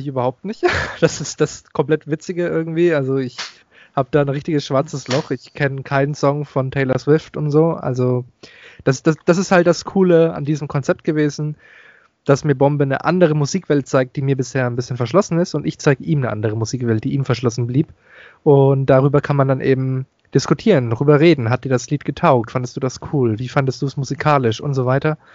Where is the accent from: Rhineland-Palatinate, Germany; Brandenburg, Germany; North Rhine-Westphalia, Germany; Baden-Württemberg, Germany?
Baden-Württemberg, Germany; Stuttgart; ich komme aus Stuttgart